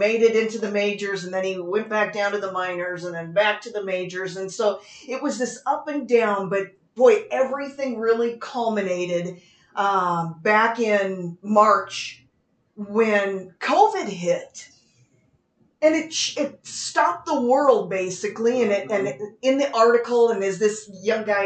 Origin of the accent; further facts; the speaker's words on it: Las Vegas, Nevada, United States; We're from Las Vegas